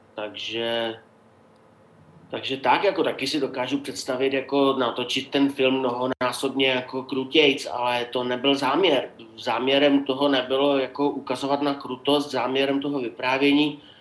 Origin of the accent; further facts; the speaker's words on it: Opava, Moravian-Silesian Region, Czechia; moved away; also born or lived in Jeseníky; já jsem z Opavy, takže jako tam bylo německý obyvatelstvo ze sedmdesáti procent